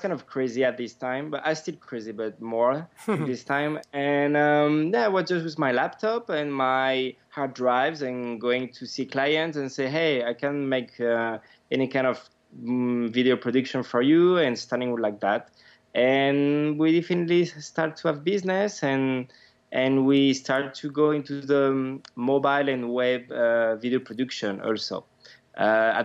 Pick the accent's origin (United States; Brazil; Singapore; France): France; now in Madrid, Spain; I'm from France, but I'm living in Spain, in Madrid